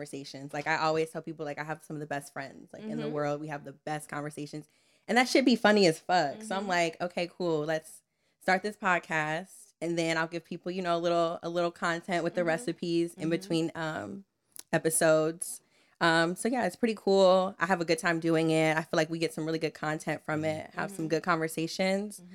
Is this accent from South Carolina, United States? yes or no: no; Columbia, Maryland, United States; So I'm from the DMV area. I actually grew up in Howard County, Columbia